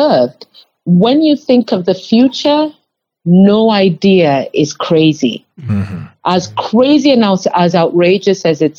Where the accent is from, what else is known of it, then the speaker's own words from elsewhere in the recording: Kenya; moved away; I grew up in Kenya